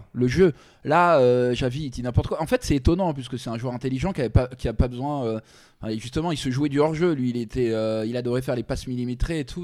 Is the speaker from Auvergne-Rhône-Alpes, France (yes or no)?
no; Paris, Île-de-France, France; moi, je suis parisien